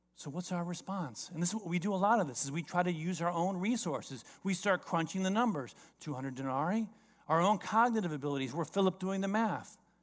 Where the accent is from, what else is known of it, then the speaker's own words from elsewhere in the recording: South Florida, United States; I grew up in South Florida.